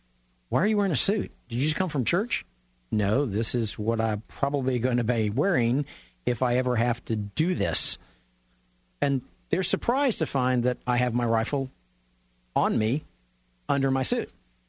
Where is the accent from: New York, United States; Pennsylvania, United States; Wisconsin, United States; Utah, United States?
New York, United States; And I went, I'm from New York.